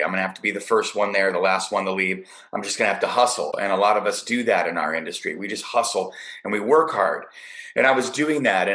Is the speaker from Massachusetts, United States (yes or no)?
no; Chicago, Illinois, United States; now in California, United States; I'm a Chicago guy. It's my hometown. Grew up there.